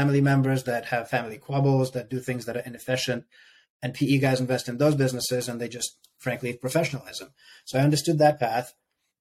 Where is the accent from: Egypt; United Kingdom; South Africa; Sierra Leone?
Sierra Leone; moved away as an adult; also born or lived in Ukraine; now in United States; I lived there till I was 7 and a half, almost 8. Moved to Sierra Leone